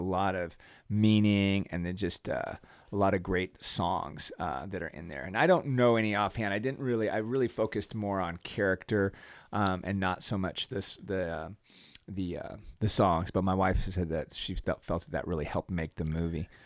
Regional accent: United States; as an American

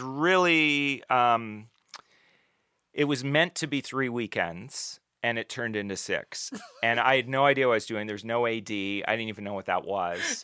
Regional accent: New Glasgow, Nova Scotia, Canada; I grew up mostly in New Glasgow in, uh, Pictou County in Nova Scotia. We moved around a little bit, but it was mostly there

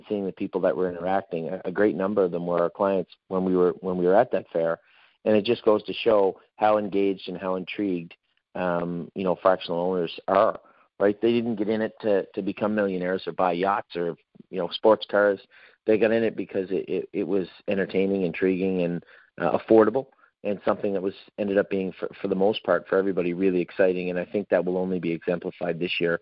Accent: Canada; moved away; I'm originally from Canada, I'm a Canadian

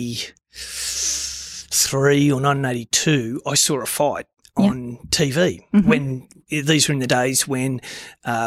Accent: Deniliquin, New South Wales, Australia; I was from Deniliquin.

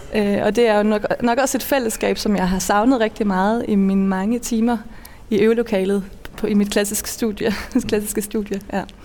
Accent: Funen, Southern Denmark, Denmark; moved away as an adult; also born or lived in Malmö, Sweden / Norway; now in Copenhagen, Denmark; Jeg er født og opvokset på Fyn

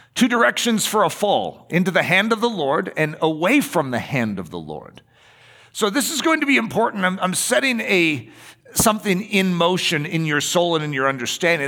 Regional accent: United States; we're American

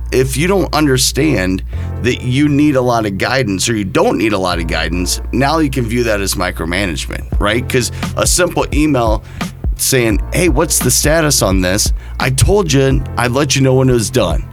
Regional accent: Cedar Rapids, Iowa, United States; I'm born and raised in Cedar Rapids

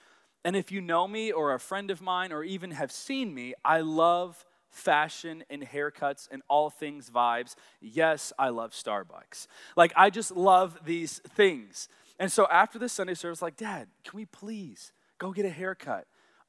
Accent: Arkansas, United States; but I grew up in Arkansas. So yes, I am a Southern boy, and yes, I have absolutely no accent.

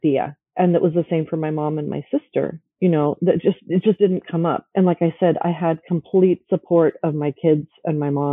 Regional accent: United States; I came into the United States at a very young age. So I grew up in the Latino culture, even though I was, you know, at home, I was a Latina

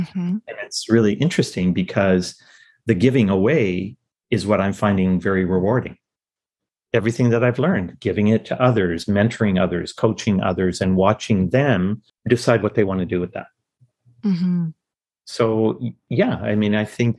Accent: Fredericton, New Brunswick, Canada; also born or lived in India / Fort Collins, Colorado / Nova Scotia; That's where I grew up, in Fredericton, New Brunswick, as a youngster, as a teenager, with one hiatus

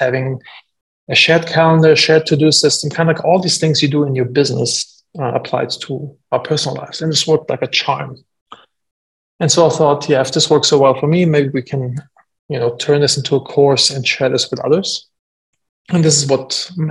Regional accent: Germany; moved away; I'm from Germany originally

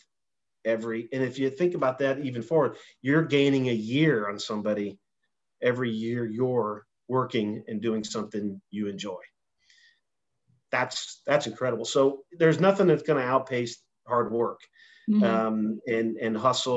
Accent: Indiana, United States; I grew up in Indiana.

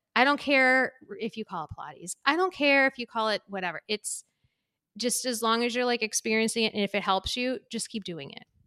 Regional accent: Waltham, Massachusetts, United States; also born or lived in San Diego / Medford; the end of the road that I grew up in in Waltham

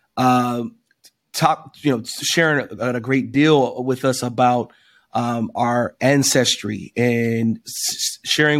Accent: Wilkinsburg, Pennsylvania, United States; I grew up in Wilkinsburg, another suburb of Pittsburgh

